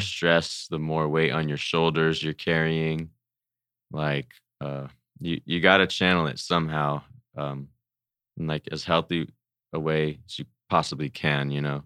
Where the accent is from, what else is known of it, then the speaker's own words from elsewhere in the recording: Pomona, California, United States; I'm from Pomona